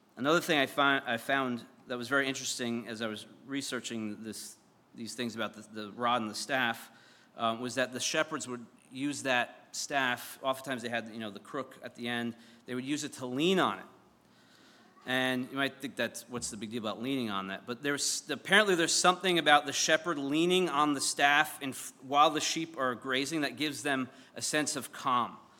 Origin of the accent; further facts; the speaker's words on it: Syosset, New York, United States; I'm from Syosset, and the, the town next to us is called Mutton Town